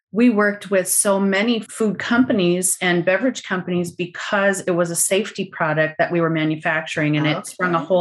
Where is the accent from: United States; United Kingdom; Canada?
United States; North Dakota; I'm from North Dakota